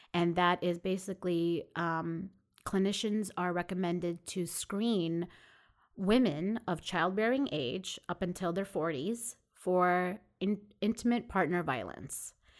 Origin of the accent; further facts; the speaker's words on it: Jericho, New York, United States; also born or lived in Coney Island, Brooklyn; I actually grew up in Long Island. Um, I was born in Coney Island